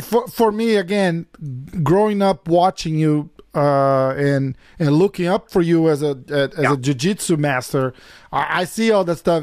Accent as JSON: {"language": "English", "region": "São Paulo", "country": "Brazil", "said": "I'm from São Paulo."}